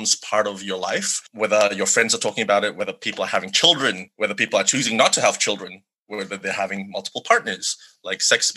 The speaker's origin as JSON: {"language": "English", "region": "Sabah", "country": "Malaysia", "tie": "born or raised there", "moved": "yes", "said": "growing up in Malaysia, the conversation was pretty much non-existent"}